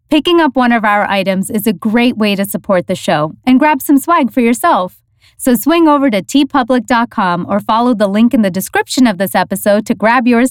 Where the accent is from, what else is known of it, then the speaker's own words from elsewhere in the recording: Canada; also born or lived in New York; I used to live in New York and I'm from Canada.